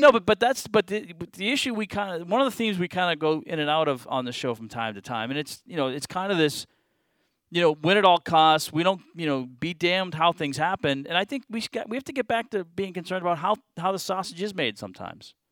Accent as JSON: {"language": "English", "town": "Boston", "region": "Massachusetts", "country": "United States", "tie": "born or raised there", "moved": "yes", "lives_now": "Charlotte, United States", "said": "I grew up in Boston"}